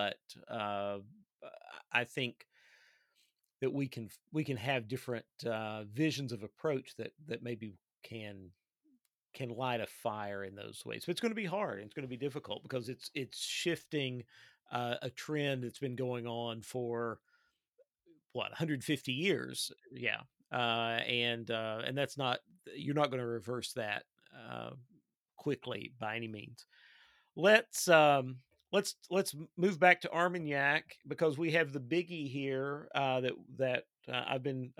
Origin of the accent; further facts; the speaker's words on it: Eastern Kentucky, United States; I'm a real live hillbilly. I grew up in Eastern Kentucky